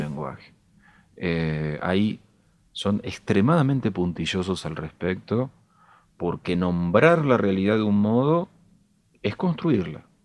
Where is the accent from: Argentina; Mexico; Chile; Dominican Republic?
Argentina; Castelar, Buenos Aires Province; Soy de Castelar